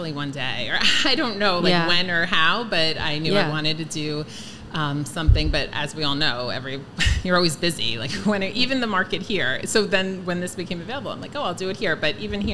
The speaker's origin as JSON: {"language": "English", "town": "Miller Place", "region": "New York", "country": "United States", "tie": "born or raised there", "said": "I grew up in Miller Place"}